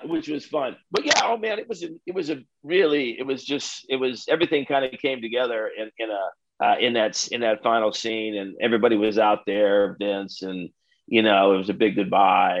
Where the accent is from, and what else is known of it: South Bend, Indiana, United States; born or raised there; moved away